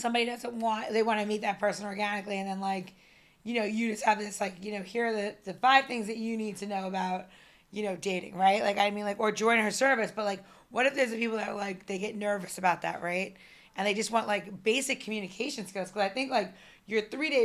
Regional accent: New York, United States; I'm from New York

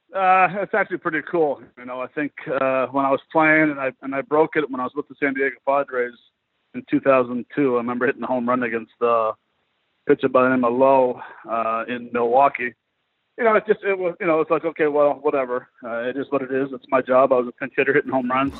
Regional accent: Montreal, Quebec, Canada; a Canadian player from Montreal

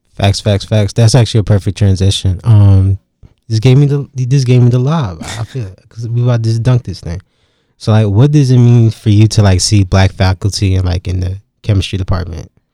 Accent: Durham, North Carolina, United States; I'm from the nine one nine, and, like, a lot of people think that's Raleigh, but it's really Durham

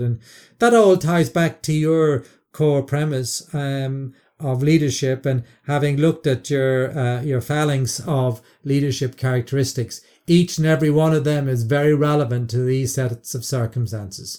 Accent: Ireland; I, as an Irishman

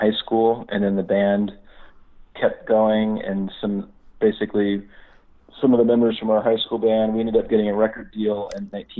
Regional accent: Indianapolis, Indiana, United States; moved away as an adult; also born or lived in Ohio; now in Chicago, United States; I was born in Ohio, and I grew up in Indianapolis, Indiana. I moved to Chicago in 2001.

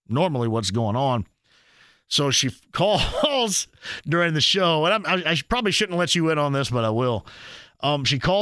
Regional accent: Greene County, Indiana, United States; I'm from Greene County

